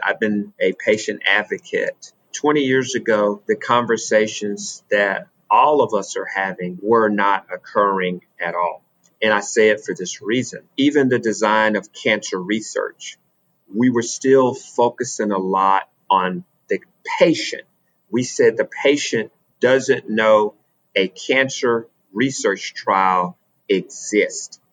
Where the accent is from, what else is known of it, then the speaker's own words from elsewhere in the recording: Alabama, United States; Growing up in Alabama, I went to segregated schools